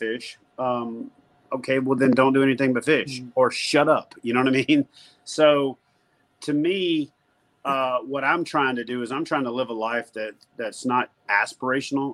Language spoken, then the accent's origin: English; Louisiana, United States; also born or lived in Georgia / Norfolk, Virginia / Corpus Christi, Texas; now in White House, United States; I'm originally from Louisiana, lived in Georgia for a few years before I joined the Navy.